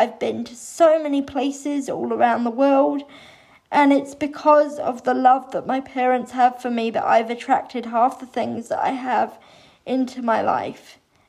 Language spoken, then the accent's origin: English; England, United Kingdom; I had a very wonderful, lovely early childhood growing up in England.